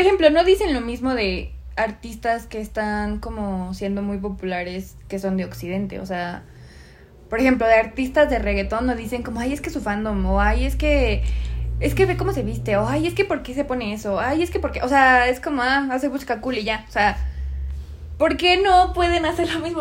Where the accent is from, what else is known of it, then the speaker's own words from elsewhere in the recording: Mexico; somos de México